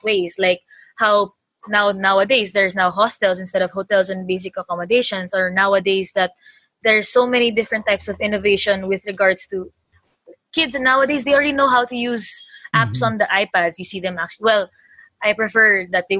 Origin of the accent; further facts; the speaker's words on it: Philippines; growing up as a Filipina engineer